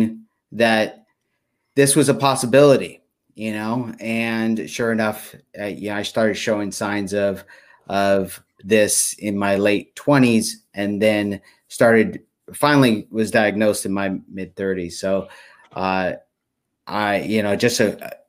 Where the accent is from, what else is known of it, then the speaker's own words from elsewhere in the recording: Stockton, California, United States; I grew up in Stockton. Yeah, in Stockton, California, and not in the best environment